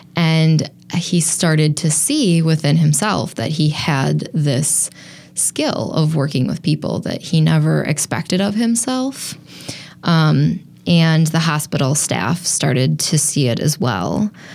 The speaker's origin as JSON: {"language": "English", "town": "Appleton", "region": "Wisconsin", "country": "United States", "tie": "born or raised there", "also_born_or_lived": "Colorado / Madison, Wisconsin", "moved": "as an adult", "lives_now": "Milwaukee, United States", "said": "I grew up in Appleton, and when I left Appleton after high school"}